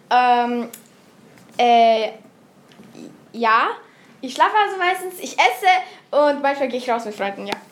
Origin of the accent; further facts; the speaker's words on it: Pasching, Upper Austria, Austria; ich komme aus Pasching.